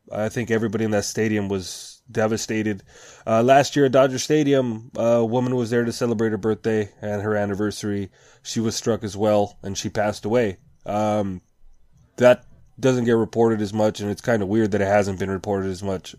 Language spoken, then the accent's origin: English; Mexico; my hometown of Mexico